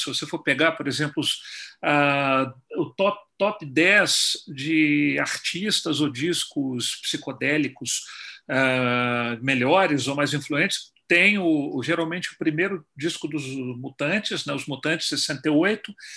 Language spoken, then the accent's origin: Portuguese; Belo Horizonte, Minas Gerais, Brazil; moved away as an adult; also born or lived in Rio de Janeiro, Brazil / Ottawa, Canada; now in Toronto, Canada; o meu mestrado foi na minha terra, Belo Horizonte